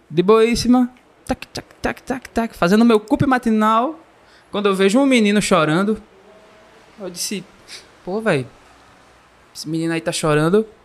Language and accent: Portuguese; Pernambuco, Brazil; E essa porrada eu tava, meu amigo, que eu sou daqui, né, de Pernambuco.